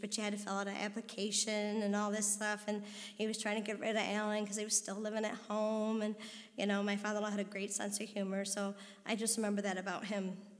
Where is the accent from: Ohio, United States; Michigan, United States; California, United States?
Michigan, United States; Detroit; I was born in March of 1967